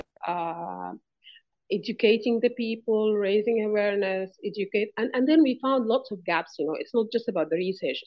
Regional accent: Sudan; I come from Sudan

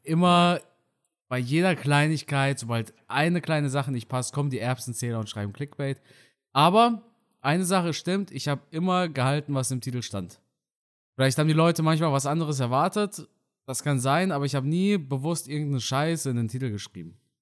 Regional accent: hometown near Karlsruhe, Baden-Württemberg, Germany; now in North Rhine-Westphalia, Germany; ich wohne ja mittlerweile in NRW. Aber ein kleines Dorf aus meiner Heimatstadt neben Karlsruhe

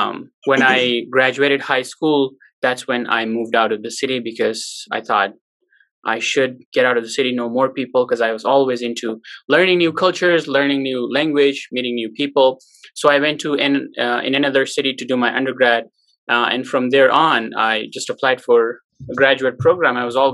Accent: Pakistan; English is a second language; moved away as an adult; now in Utah, United States; I'm from Pakistan. My parents are from Afghanistan. They migrated to Pakistan when they were kids.

